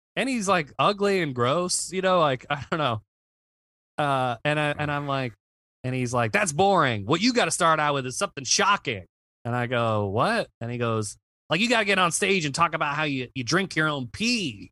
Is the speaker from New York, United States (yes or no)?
no; Virginia, United States; I'm from Virginia